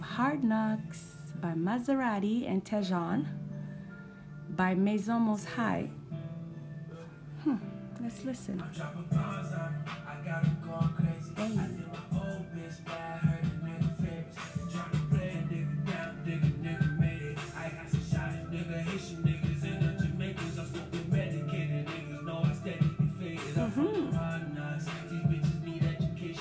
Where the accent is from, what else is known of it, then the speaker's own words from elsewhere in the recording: Ottawa, Ontario, Canada; Growing up in Ottawa, you know, it's like seeing people that you know since you guys were young